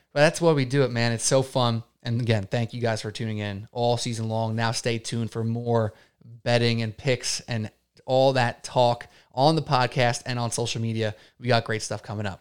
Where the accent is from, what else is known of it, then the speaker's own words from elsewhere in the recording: United States; I'm an American guy